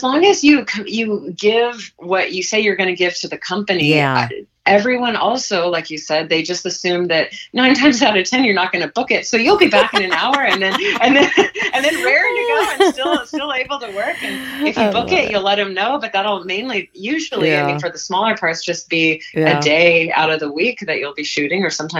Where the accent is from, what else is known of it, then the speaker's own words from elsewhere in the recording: Malaysia; now in Los Angeles, United States; I grew up in Malaysia and we had an expatriate school. We did plays and musicals there.